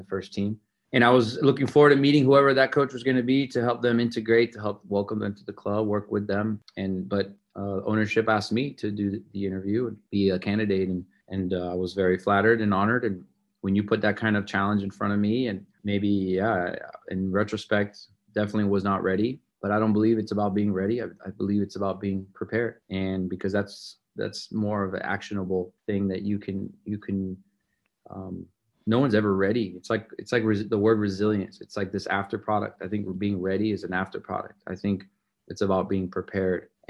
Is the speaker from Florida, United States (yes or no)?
yes; Miami, Florida, United States; now in Dallas, United States; I grew up in Miami, Florida